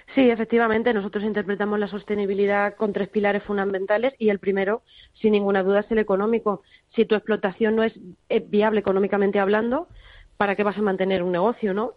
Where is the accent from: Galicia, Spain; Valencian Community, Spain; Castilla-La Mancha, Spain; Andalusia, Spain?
Castilla-La Mancha, Spain; Toledo; yo que soy de Toledo